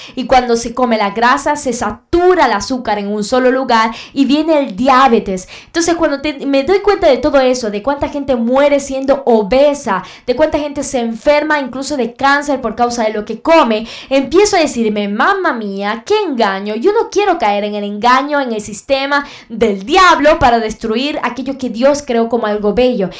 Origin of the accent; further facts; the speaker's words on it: Venezuela; en mi país Venezuela